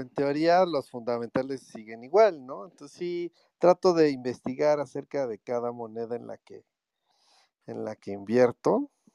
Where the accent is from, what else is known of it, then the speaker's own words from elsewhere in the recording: Mexico; Yo soy de México